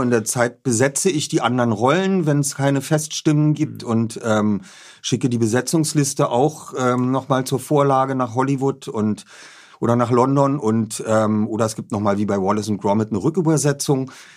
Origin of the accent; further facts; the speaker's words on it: Berlin, Germany; bin Berliner, Hertha BSC, ich bin in Charlottenburg aufgewachsen